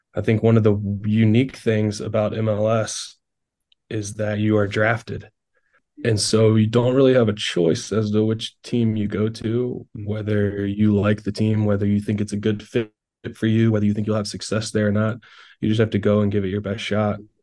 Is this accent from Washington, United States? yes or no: no; Carolina Railhawks' hometown, North Carolina, United States; it was kind of back in my hometown